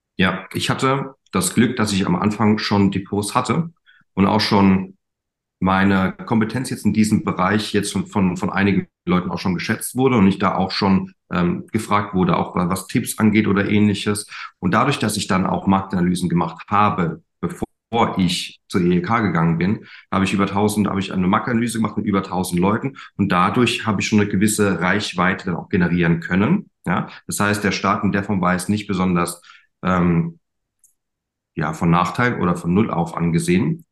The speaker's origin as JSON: {"language": "German", "area": "German Wine Route", "region": "Rhineland-Palatinate", "country": "Germany", "said": "Ich komme von der Weinstraße"}